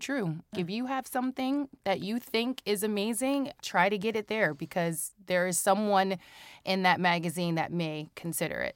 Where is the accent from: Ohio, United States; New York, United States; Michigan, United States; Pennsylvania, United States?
Ohio, United States; Cincinnati; I am born and raised Cincinnati, Ohio, Midwest